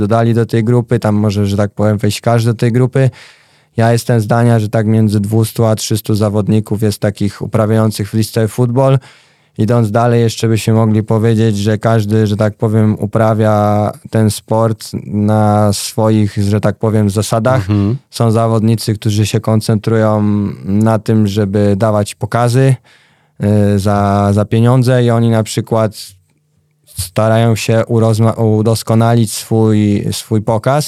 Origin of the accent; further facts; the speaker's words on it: Wrocław, Lower Silesian Voivodeship, Poland; u mnie we Wrocławiu e, było kilka takich miejskich klubów